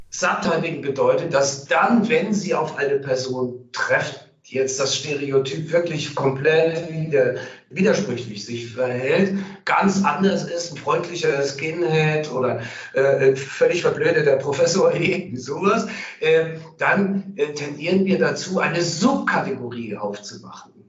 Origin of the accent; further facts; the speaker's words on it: Cologne, North Rhine-Westphalia, Germany; als Kölner